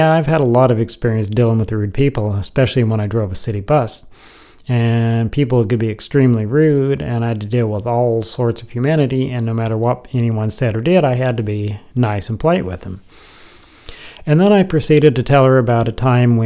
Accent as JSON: {"language": "English", "region": "Missouri", "country": "United States", "also_born_or_lived": "Pocatello, Idaho / Lincoln, Nebraska", "moved": "yes", "said": "I'm originally from Missouri, and that I just came home"}